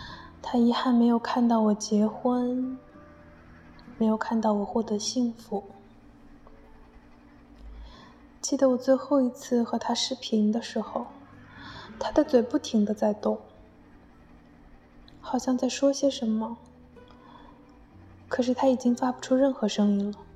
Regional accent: Jiangnan, China; moved away as an adult; now in Busan, South Korea; 我现在呢是在釜山大学念研究生。我的故乡是一座美丽的江南小城。

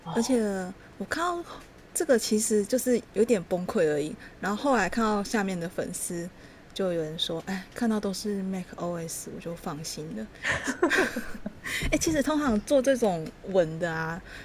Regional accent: Taichung, Taiwan; 因为我是台中人

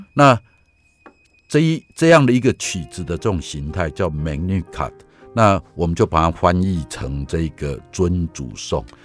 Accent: Taiwan; 我从台湾来

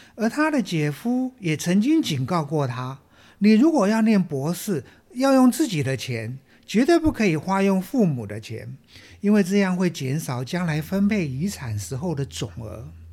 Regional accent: Taiwan; 我们台湾人很有爱心

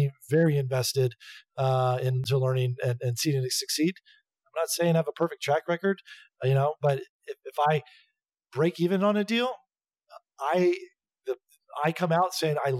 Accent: Atlanta, Georgia, United States; moved away; also born or lived in New York City, United States; my hometown's Atlanta. So, I recently moved back to Atlanta

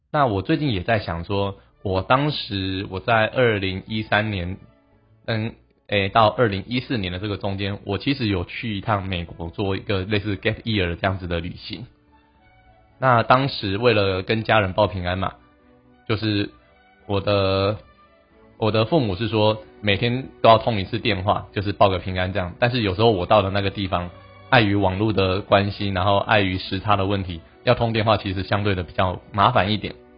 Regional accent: Taiwan; 我们台湾人

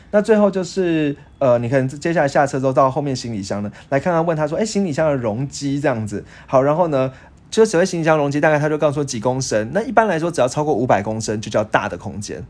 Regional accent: Taiwan; 像我们台湾人

